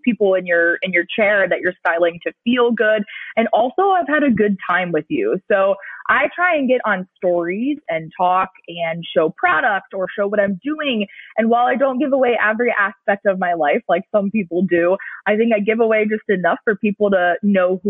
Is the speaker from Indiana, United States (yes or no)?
no; Cleveland, Ohio, United States; now in South Florida, United States; growing up in Cleveland